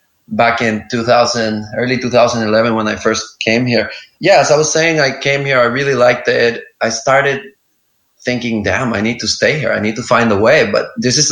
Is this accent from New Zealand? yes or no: no; El Salvador; moved away as an adult; now in Lombok, Indonesia; my hometown in El Salvador